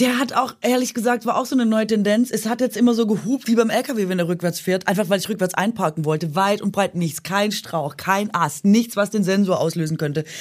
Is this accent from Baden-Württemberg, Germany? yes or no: yes; Swabia, Baden-Württemberg, Germany; Schwer für mich zu sagen als Schwäbin